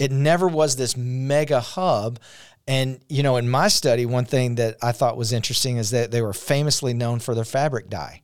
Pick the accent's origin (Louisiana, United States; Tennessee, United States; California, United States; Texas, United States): Louisiana, United States; Shreveport; we're from Shreveport, Louisiana